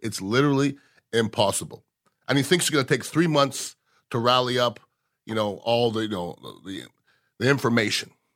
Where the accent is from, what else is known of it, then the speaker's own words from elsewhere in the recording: Canada; now in United States; I was born in Canada, but I'm as American as you